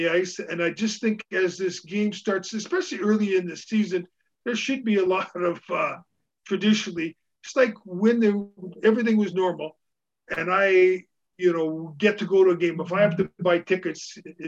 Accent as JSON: {"language": "English", "country": "Canada", "said": "being Canadian"}